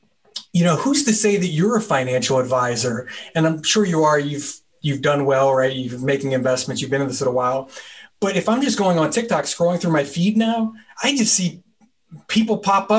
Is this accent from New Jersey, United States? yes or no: yes; New Jersey, United States; so I'm from New Jersey. So it's like, wow, you moved 3,000 miles away.